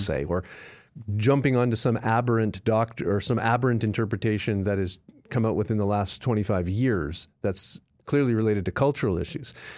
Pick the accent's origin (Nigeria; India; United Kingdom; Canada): Canada; now in United States; I'm a Canadian